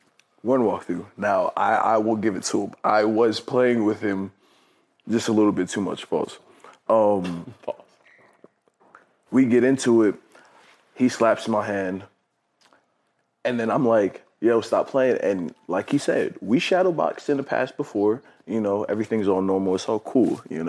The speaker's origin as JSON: {"language": "English", "region": "Maryland", "country": "United States", "tie": "born or raised there", "also_born_or_lived": "Honolulu / Washington", "said": "Well, I was born in Honolulu, Hawaii, moved from Honolulu, Hawaii to the state of Washington. And then from Washington, we moved to Maryland. I didn't really start playing sports until I got to Maryland."}